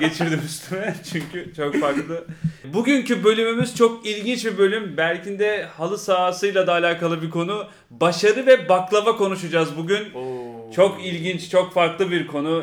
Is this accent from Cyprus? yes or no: no; England, United Kingdom; now in Turkey; Ben İngiltere'de doğdum. İngiltere'de büyüdüm. Native İngilizce konuşuyorum.